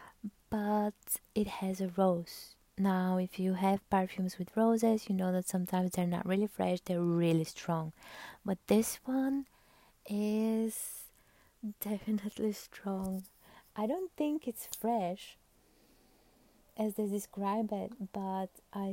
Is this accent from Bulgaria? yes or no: yes; Bulgaria; I'm from Bulgaria